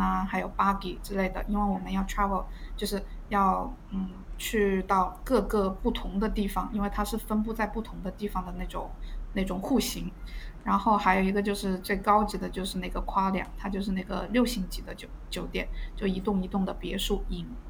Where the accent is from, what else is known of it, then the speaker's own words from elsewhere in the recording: southern China, China; moved away as an adult; now in Australia; 我是南方人，没有见过大海